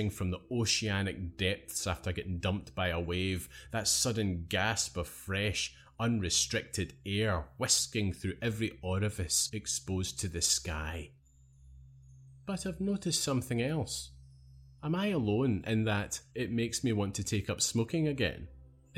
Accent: Scotland, United Kingdom; I had a scarf on for at least 4 months of the year growing up in Scotland

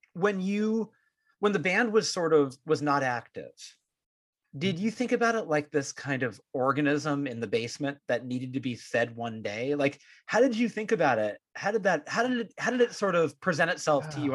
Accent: San Francisco Bay Area, California, United States; we have both stayed here in the Bay Area. We're from here, we live here, and many years have passed in between

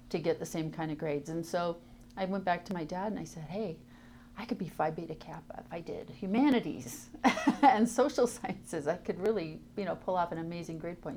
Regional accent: Tacoma, Washington, United States; I grew up in Tacoma, Washington

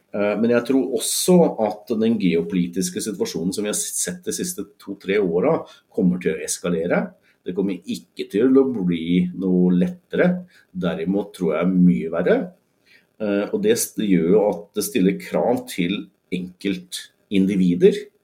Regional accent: Norway; vi som nordmenn

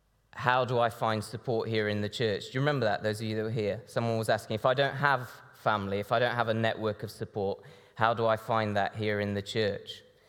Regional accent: Brazil; now in United Kingdom; This church sent my mom and dad out to Brazil back in the 80s as missionaries. So I grew up in Brazil, and I now work fitting shutters in the Birmingham area.

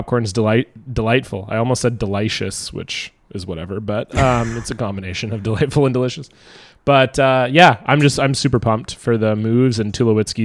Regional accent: Toronto, Ontario, Canada; I'm from Toronto. I went to a Raptors game in the inaugural season

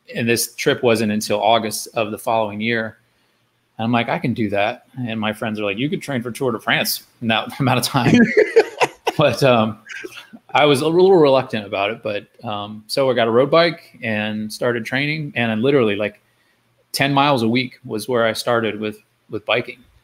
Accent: Florida, United States; I grew up in Florida

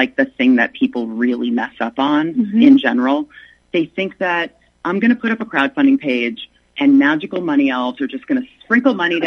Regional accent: the South, United States; accent: southern; my southern accent

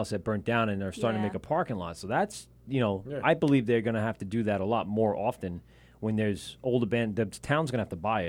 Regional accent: Amityville, New York, United States; I grew up in Amityville. There wasn't shit. There was nothing.

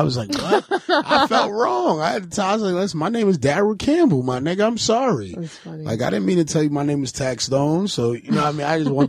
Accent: Honduras; I'm from Honduras.

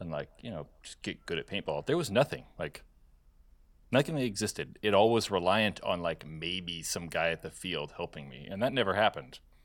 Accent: California, United States; I grew up in California

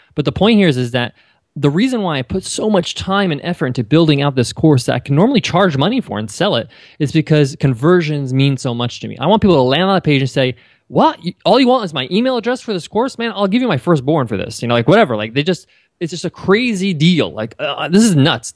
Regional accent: New York, United States; I grew up in New York, and, uh, my parents are Egyptian

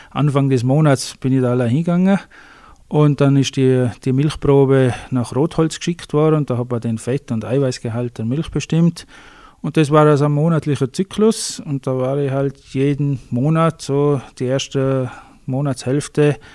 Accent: Vils, Tyrol, Austria; Ja, ich bin aufgewachsen in Vils, eigentlich in recht einfachen Verhältnissen und fühle mich in Vils

